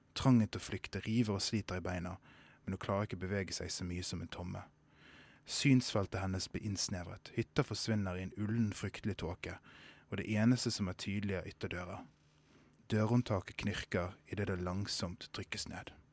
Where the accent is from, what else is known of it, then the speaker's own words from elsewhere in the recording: Sotra, Vestland, Norway; jeg kommer fra Sotra